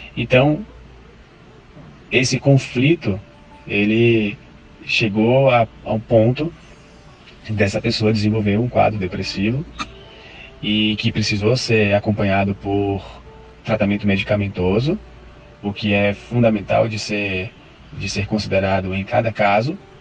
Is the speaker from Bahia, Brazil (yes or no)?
yes; Salvador, Bahia, Brazil; sou de Salvador, sou psicólogo e professor de yoga